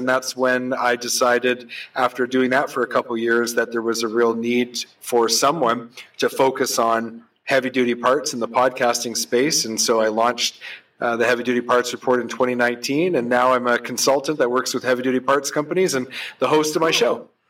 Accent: New Brunswick, Canada; moved away as an adult; now in Vancouver, Canada; I right out of school, I moved from New Brunswick to Vancouver, went to work for a small remanufacturing facility

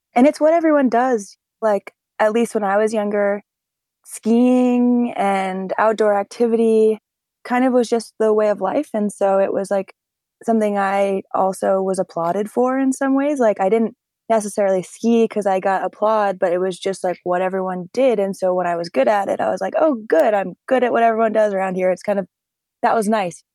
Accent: North Conway, New Hampshire, United States; also born or lived in Jackson, New Hampshire; I grew up in a small ski town in the Mount Washington Valley called North Conway, New Hampshire.

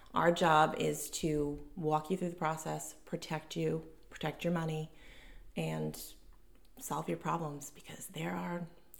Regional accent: North Providence, Rhode Island, United States; now in Scituate, United States; North Providence, Rhode Island. I currently live in Scituate with my husband and my three children.

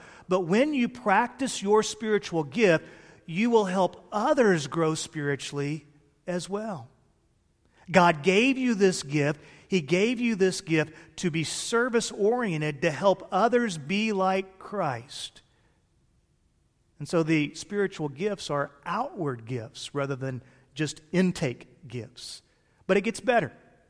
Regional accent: Illinois, United States; born there; You've heard me bemoan the fact before that I was born 100 miles outside of Chicago. I wanted to be born in the Republic of Texas. All my kids are born in the Republic of Texas, but I was born up north.

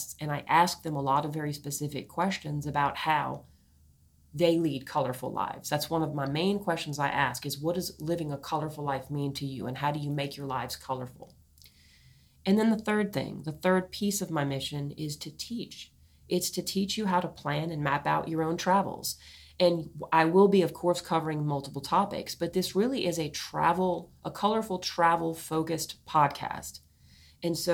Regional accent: New Orleans, Louisiana, United States; I come from New Orleans, Louisiana, a very culturally blended place.

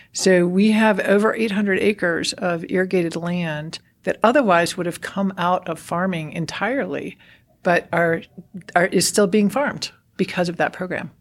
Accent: Roaring Fork Valley, Colorado, United States; when I was growing up in Colorado, I grew up in the Roaring Fork Valley

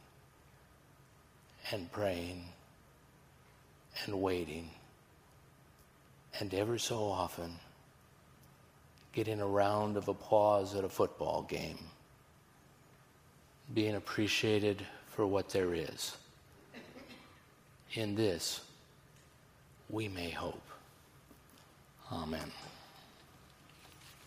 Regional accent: Missouri, United States; I'm from Missouri

